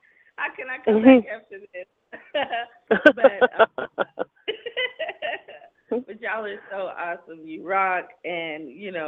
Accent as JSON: {"language": "English", "town": "Seneca", "region": "South Carolina", "country": "United States", "tie": "born or raised there", "moved": "yes", "lives_now": "Los Angeles, United States", "said": "I'm also from South Carolina as well. A little small town, Seneca, South Carolina, near Clemson"}